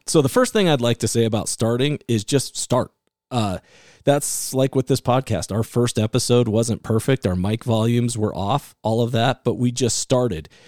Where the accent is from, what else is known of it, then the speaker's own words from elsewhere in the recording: Iowa, United States; also born or lived in California; now in Utah, United States; I was the kid growing up in Iowa